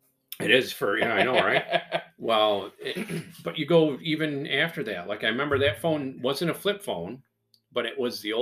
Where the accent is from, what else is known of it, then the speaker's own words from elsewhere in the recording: Michigan, United States; Just because we're from Michigan